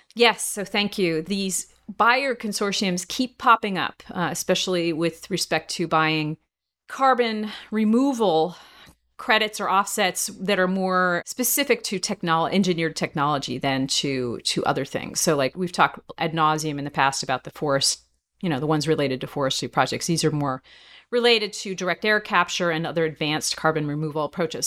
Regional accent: New Jersey, United States; growing up in New Jersey

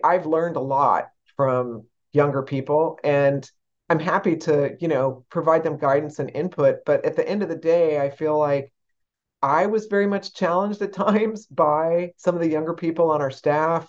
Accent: San Antonio, Texas, United States; I grew up in San Antonio, Texas

